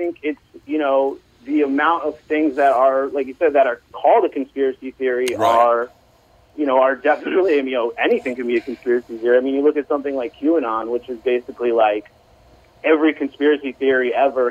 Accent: New York, United States; Mostly, I'm from New York, I live in New York, I got COVID in April.

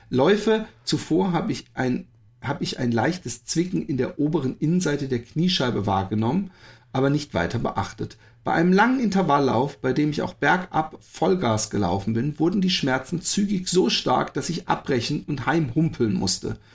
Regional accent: North Rhine-Westphalia, Germany; Und als Sauerländer ein Unding im flachen Land laufen zu müssen.

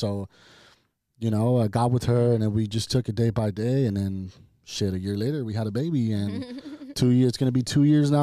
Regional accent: Ontario, California, United States; also born or lived in Montclair, California; now in Riverside, United States; I'm born in Montclair, California, but I was raised in Ontario

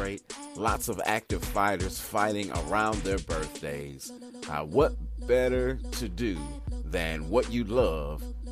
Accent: Missouri, United States; now in St. Louis, United States; my home state, the Show Me State. On the west side, though, I'm in St. Louis.

